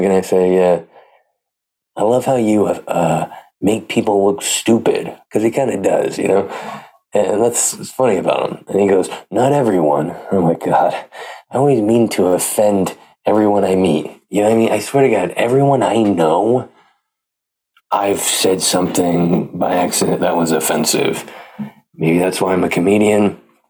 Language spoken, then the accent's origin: English; Pleasanton, California, United States; my hometown, Pleasanton, California